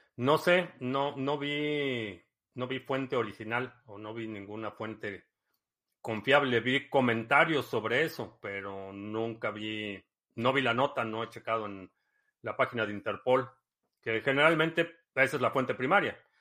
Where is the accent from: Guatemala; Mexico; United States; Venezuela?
Mexico; Ciudad Satélite, State of Mexico; moved away; also born or lived in Club de Golf La Hacienda, State of Mexico / Cuautitlán Izcalli; viví en satélite eh, los primeros siete Siete años de mi vida viví en satélite